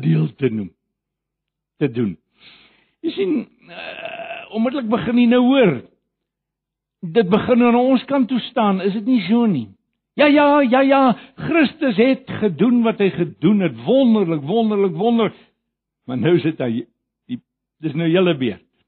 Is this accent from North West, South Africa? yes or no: no; Johannesburg, Gauteng, South Africa; ek kom van Johannesburg af en daar ken ek die woord baie goed